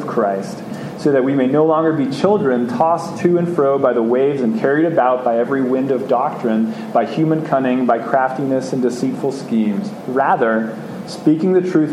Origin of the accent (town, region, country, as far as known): United States